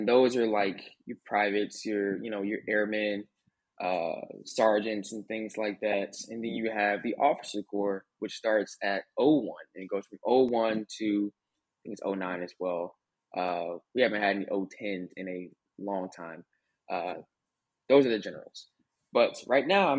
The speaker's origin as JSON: {"language": "English", "town": "Atlanta", "region": "Georgia", "country": "United States", "said": "I'm from Atlanta, Georgia."}